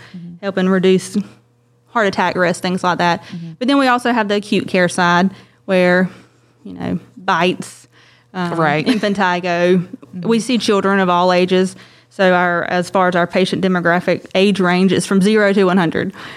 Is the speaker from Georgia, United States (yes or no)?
yes; Adel, Georgia, United States; moved away as an adult; also born or lived in Macon, Georgia / Augusta, Georgia; I was born and raised in Adale, Georgia.